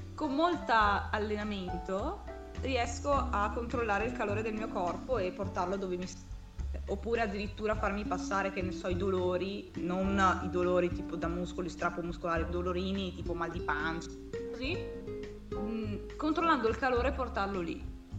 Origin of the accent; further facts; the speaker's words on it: Verona, Veneto, Italy; ho 23 anni, sono di Verona